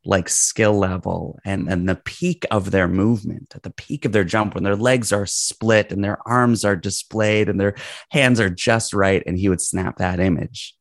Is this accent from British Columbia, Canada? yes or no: no; Toronto, Ontario, Canada; I'm a Toronto boy. I, I was in Toronto early on and then moved out of the city